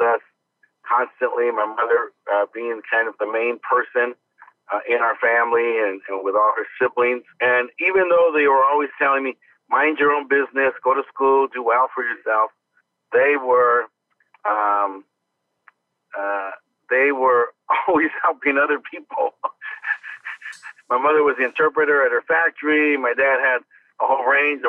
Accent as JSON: {"language": "English", "town": "Los Angeles", "region": "California", "country": "United States", "tie": "born or raised there", "also_born_or_lived": "Barstow, California", "said": "I was born there, but I grew up in Boyle Heights"}